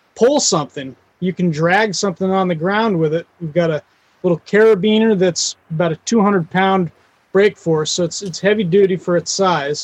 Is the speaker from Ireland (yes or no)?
no; Wyoming, United States; I grew up I'm from Wyoming and grew up on a ranching community.